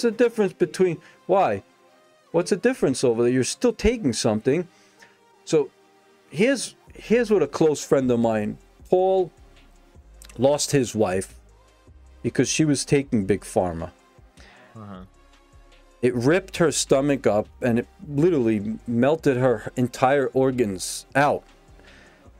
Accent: Brooklyn, New York, United States; Old school Brooklyn guy, man. I grew up in Brooklyn

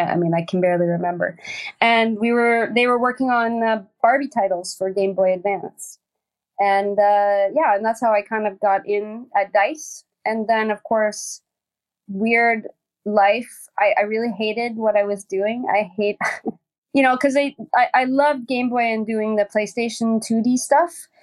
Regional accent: Hamilton, Ontario, Canada; moved away as an adult; also born or lived in Sweden; now in Stockholm, Sweden; I was born in a place called Dundas, Ontario. Well, Hamilton, Ontario, steel town

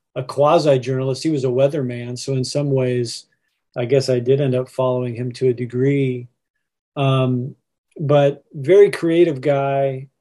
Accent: Indianapolis, Indiana, United States; growing up in Indianapolis, and in particular, uh, in the area of town we refer to as Broad Ripple Village

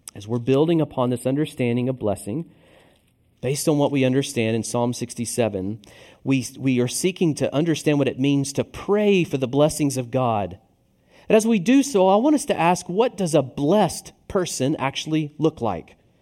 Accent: Tennessee, United States; now in Richmond, United States; I'm from the South, namely Tennessee

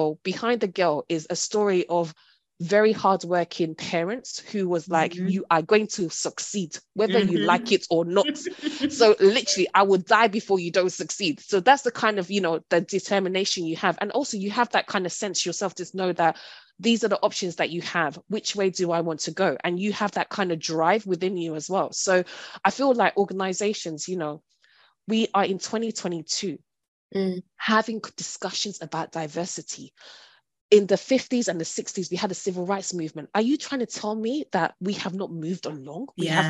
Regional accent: Hackney, London, United Kingdom; And I think also I'm from, you know, born and raised in Hackney.

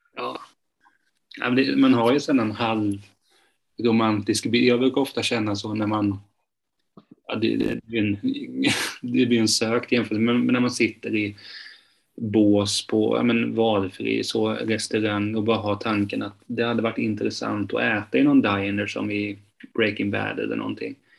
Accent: Hultsfred, Kalmar County, Sweden; now in Kalmar, Sweden; jag är uppväxt eh, utanför Hultsfred

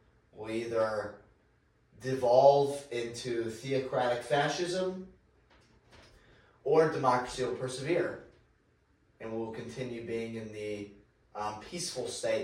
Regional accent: United States; As you fellow Americans know

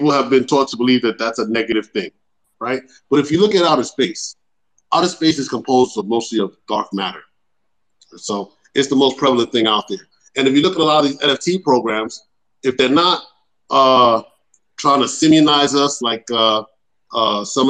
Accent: New York City, New York, United States; now in Panama; I'm from the Bronx, too. Boricua, we represent

